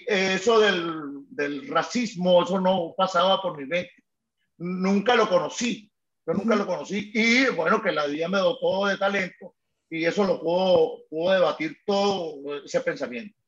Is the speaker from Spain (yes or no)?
no; Caracas, Capital District, Venezuela; soy de Antímano